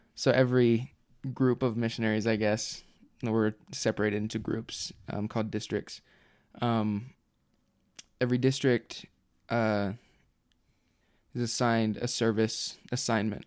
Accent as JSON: {"language": "English", "town": "Provo", "region": "Utah", "country": "United States", "said": "I'm from Provo, Utah"}